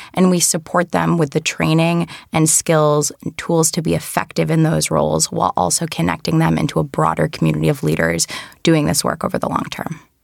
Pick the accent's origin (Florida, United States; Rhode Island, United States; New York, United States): Rhode Island, United States; I worked in state government in my home state of Rhode Island